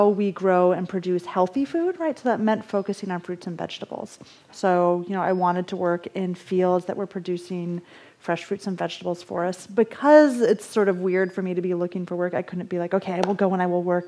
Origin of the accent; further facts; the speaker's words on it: Michigan, United States; now in Los Angeles, United States; I'm from Michigan